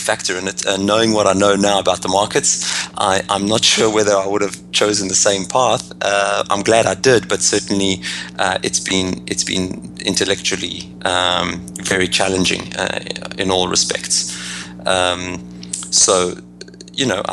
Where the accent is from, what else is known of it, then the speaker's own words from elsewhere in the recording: Johannesburg, Gauteng, South Africa; moved away as an adult; now in United States; as you can hear by my accent, I'm originally from Johannesburg, South Africa. Now I live in the US